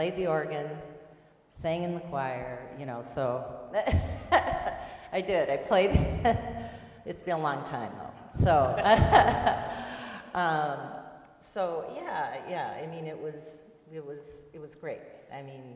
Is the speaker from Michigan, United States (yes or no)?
no; Southwest Iowa, United States; moved away; I grew up in Southwest Iowa